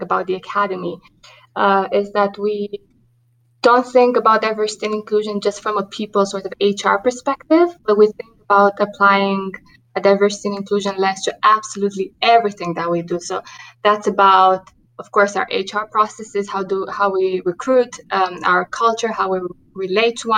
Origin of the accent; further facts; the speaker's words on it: Romania; English is a second language; moved away as an adult; also born or lived in New York City; having grown up in Romania, you can hear that in my accent